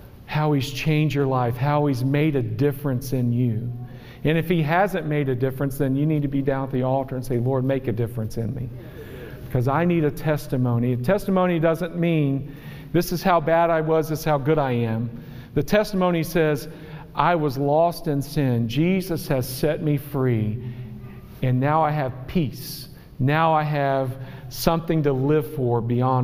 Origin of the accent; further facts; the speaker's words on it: West Virginia, United States; I am from West Virginia